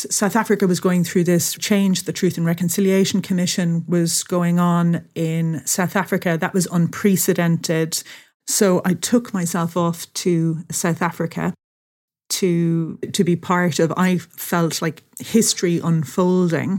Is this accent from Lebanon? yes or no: no; Ireland; also born or lived in England; I was born in England and we lived there till I was about 7. And then we moved to Ireland, which is where my parents are from